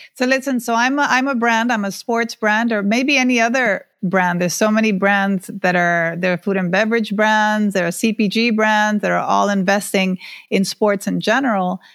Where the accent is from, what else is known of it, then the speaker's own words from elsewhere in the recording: Honduras; now in Miami, United States; I grew up in Honduras, being, um, one of few female athletes even in, in high school